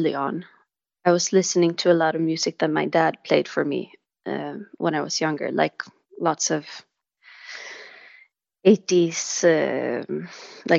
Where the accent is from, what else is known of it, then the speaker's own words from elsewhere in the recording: Stockholm, Stockholm County, Sweden; the church where I grew up in Stockholm